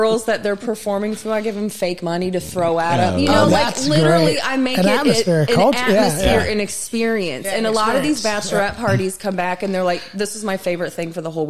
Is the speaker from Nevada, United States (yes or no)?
yes; Las Vegas, Nevada, United States; They're just it's interesting because I come from Vegas